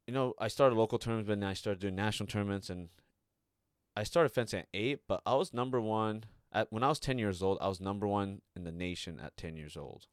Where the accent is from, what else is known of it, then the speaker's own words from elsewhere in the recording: Redwood City, California, United States; I lived there for ten plus years. You know, that's my hometown